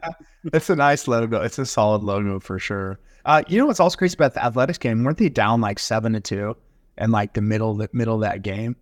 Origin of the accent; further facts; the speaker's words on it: Grapevine, Texas, United States; I grew up in Grapevine